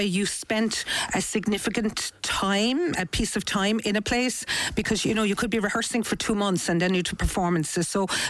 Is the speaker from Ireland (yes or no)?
yes; Cork, Munster, Ireland; because I'm from Cork, boy.